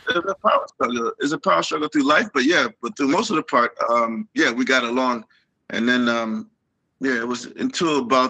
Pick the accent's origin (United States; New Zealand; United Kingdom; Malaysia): United States; New York City, New York; moved away as an adult; now in Nagoya, Japan; I used to live in Brooklyn. We're from Brooklyn, New York.